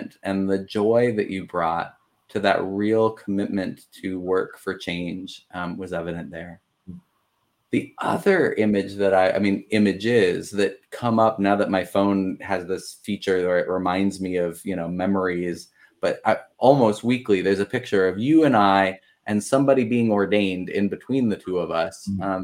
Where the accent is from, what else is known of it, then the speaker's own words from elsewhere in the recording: Colorado, United States; moved away; my home state